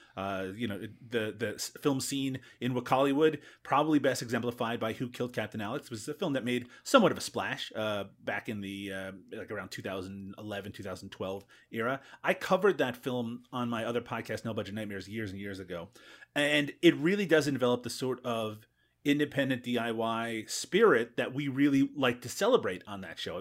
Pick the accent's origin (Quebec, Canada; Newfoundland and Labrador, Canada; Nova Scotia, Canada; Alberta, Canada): Newfoundland and Labrador, Canada; growing up in Newfoundland